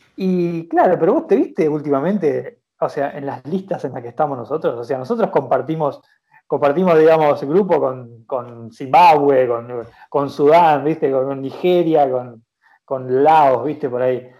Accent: Argentina; also born or lived in Junín; como argentinos

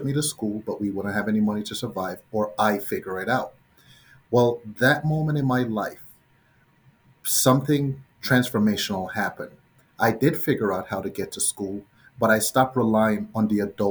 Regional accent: Jamaica; moved away; Growing up in Jamaica, I was maybe 5 years old

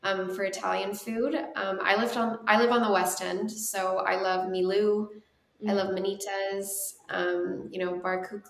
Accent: Calgary, Alberta, Canada; moved away as an adult; also born or lived in London, Ontario; now in Toronto, Canada; I'm from Calgary, and I fell in love with Toronto after going to school at Western and working here

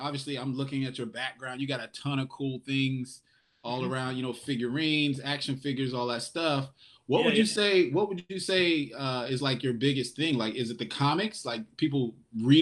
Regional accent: Raleigh, North Carolina, United States; now in Wilmington, United States; growing up on Hillsborough Street

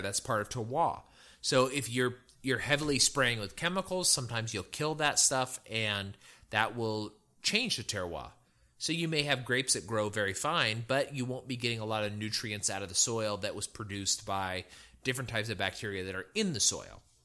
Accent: California, United States; moved away; I'm from California

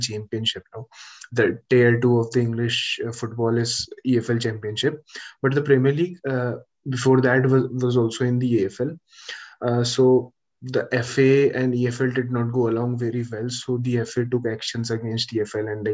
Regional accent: India; as an Indian, as an Indian

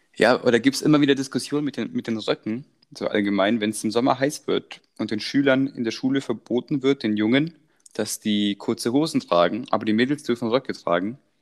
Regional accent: Croatia; moved away; Ich werde da unten geboren in Kroatien

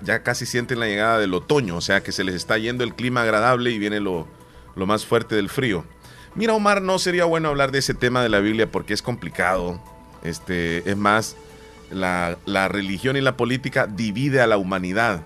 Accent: eastern El Salvador, El Salvador; ¿Y de dónde soy? O sea, soy de acá

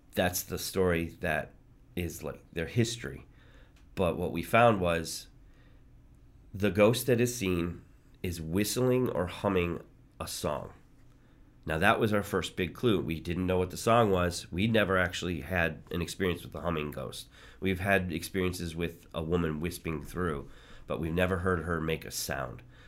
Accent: just north of Detroit, Michigan, United States; I grew up just north of Detroit

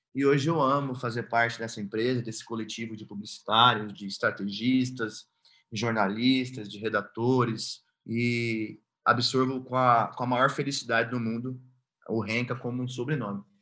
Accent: Nortelândia, Mato Grosso, Brazil; also born or lived in São Paulo / United States; now in Cuiabá, Brazil; lá em Nortelândia, ao lado da minha família, na casa do meu avô, onde eu fui criado

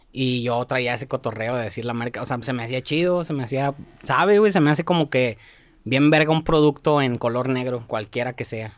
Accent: Mexico; Cuando nací, cuando crecí en la Nueva Tlaxcala, éramos católicos

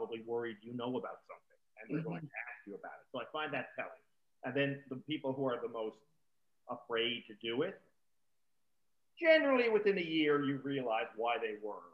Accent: Newfoundland and Labrador, Canada; growing up in Newfoundland from my early childhood right up to just after high school

